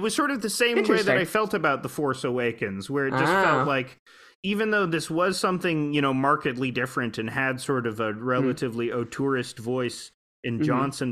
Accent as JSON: {"language": "English", "town": "Toronto", "region": "Ontario", "country": "Canada", "said": "I'm from Toronto"}